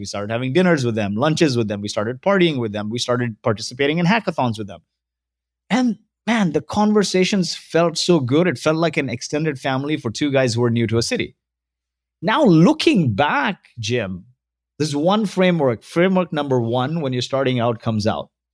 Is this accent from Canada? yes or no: no; Kuwait; moved away; also born or lived in Mumbai, India; So, I was born in Kuwait. My parents are from India.